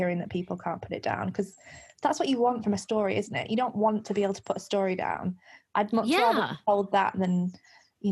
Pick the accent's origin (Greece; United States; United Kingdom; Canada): United Kingdom; Lancashire, North West England; I grew up in Lancashire, Pendle is in Lancashire